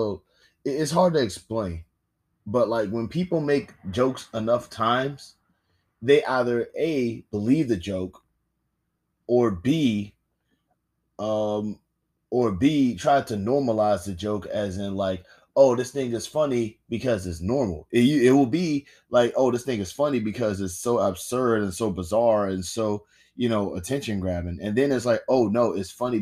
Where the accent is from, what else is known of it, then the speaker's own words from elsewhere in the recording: United States; as an American